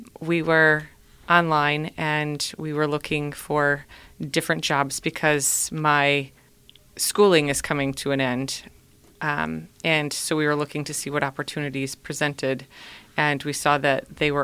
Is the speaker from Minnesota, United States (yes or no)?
yes; Minnesota, United States; moved away as an adult; now in Cleveland, United States; I grew up in Minnesota